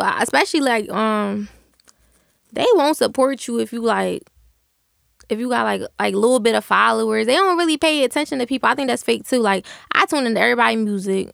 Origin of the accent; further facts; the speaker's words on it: Philadelphia, Pennsylvania, United States; I used to go to school in South Philly